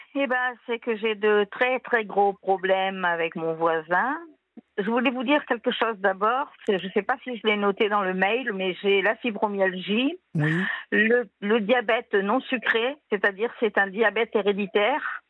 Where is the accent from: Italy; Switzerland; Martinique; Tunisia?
Tunisia; now in France; je viens de Tunisie